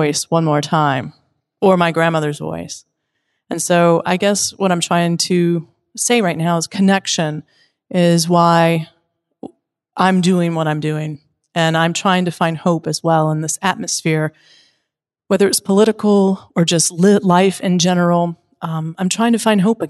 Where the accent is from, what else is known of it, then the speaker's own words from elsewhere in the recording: Wilmington, North Carolina, United States; moved away; I'm from Wilmington, North Carolina. But presently, I live in a 29-foot RV, and I'm going state to state